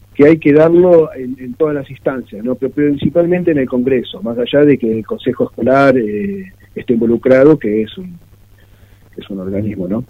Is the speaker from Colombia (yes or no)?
no; Mar del Plata, Buenos Aires Province, Argentina; yo nací y viví de Mar del Plata